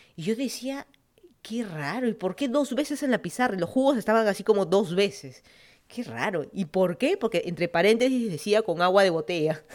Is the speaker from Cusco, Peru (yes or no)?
no; Lima, Peru; moved away as an adult; also born or lived in Miami, United States / Virginia, United States; now in Fairfax County, Virginia, United States; yo soy de Lima, Perú. Me mudé a Estados Unidos hace casi van a ser ya un par de meses o varios meses, siete años